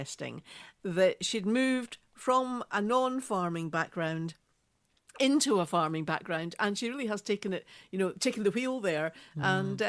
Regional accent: Scotland, United Kingdom; I'm Scottish

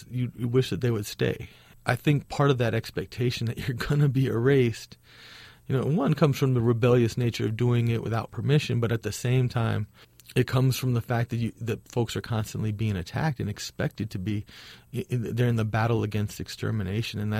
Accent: Chicago, Illinois, United States; And all of my murals that I didn't growing up in Chicago have been destroyed.

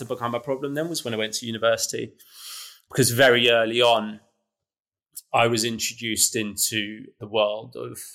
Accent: London, United Kingdom; I'm born and bred in London. You know, I've grown up in London, lived here all my life

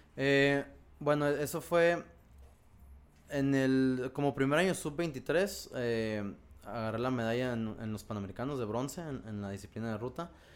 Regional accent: Ensenada, Baja California, Mexico; como soy de Ensenada, allá desde los 11, 12 años entrenábamos solos

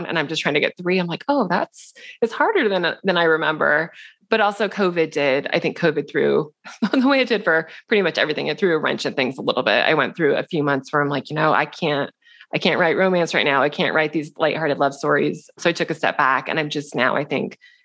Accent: Seattle, Washington, United States; moved away as an adult; also born or lived in New York City; We're both from Seattle

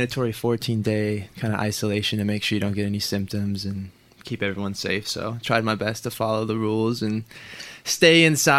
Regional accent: Portland, Oregon, United States; born or raised there

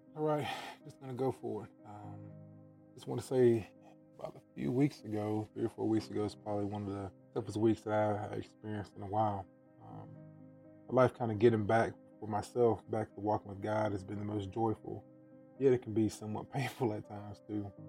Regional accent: Watkinsville, Georgia, United States; now in Michigan, United States; I'm African American male, born in Watkinsville, Georgia. That's a small country town outside of Athens, Georgia

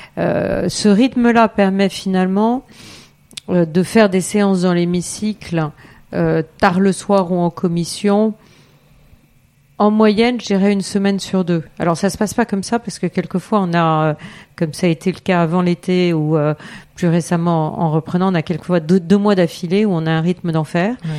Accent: Eure-et-Loir, Centre-Val de Loire, France; also born or lived in Paris; Je suis originaire aussi d'Eure-et-Loire

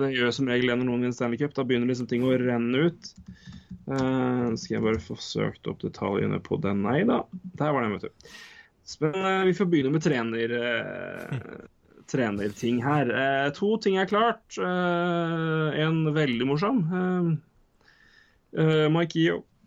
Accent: Norway; vi er fra Norge

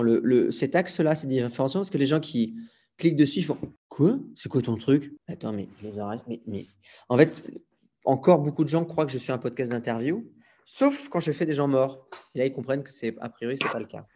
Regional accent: Brittany, France; moved away; also born or lived in Paris / London / Brazil; je suis breton et, je le dis à chaque fois, mais je suis breton

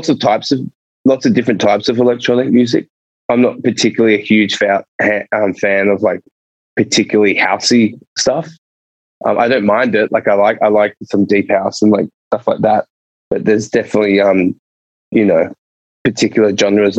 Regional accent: Sydney, New South Wales, Australia; moved away as an adult; also born or lived in Edinburgh; now in Melbourne, Australia; I've always lived in Sydney

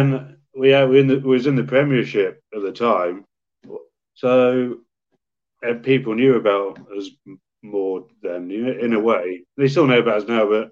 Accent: York, Yorkshire and the Humber, United Kingdom; I've just lived in York, so I was born in York

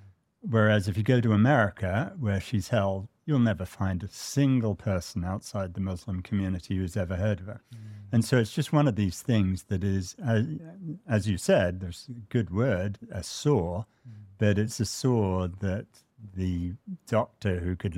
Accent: United States; I'm really quite ashamed as an American that my country has tortured so many people.

